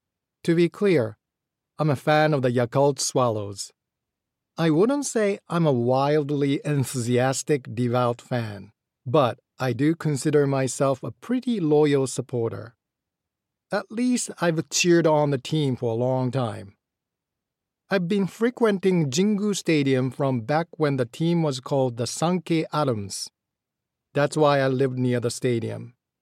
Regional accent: Ashiya, Hyogo, Japan; moved away as an adult; also born or lived in Kyoto / Shukugawa; I was born in Kyoto, but we soon moved to the Kansai Kobe area, where I lived till I was 18, first in Shukugawa and then in Ashiya.

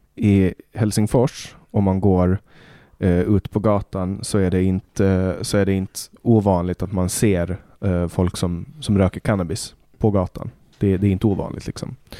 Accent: Åland Islands; moved away as an adult; now in Stockholm, Sweden; hemma på Åland

